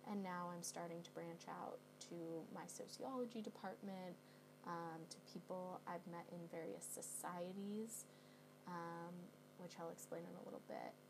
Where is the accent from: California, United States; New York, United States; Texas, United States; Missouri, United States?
California, United States; Bay Area; moved away as an adult; now in London, United Kingdom; I'm from the Bay Area.